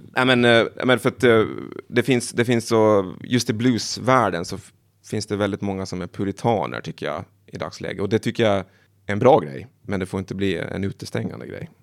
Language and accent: Swedish; Åland Islands; moved away; Jag är från Åland men jag pratar inte finska